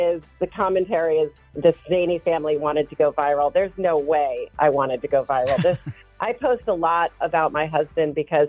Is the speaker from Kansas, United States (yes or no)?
no; Anne Arundel County, Maryland, United States; I grew up in Anne Arundel County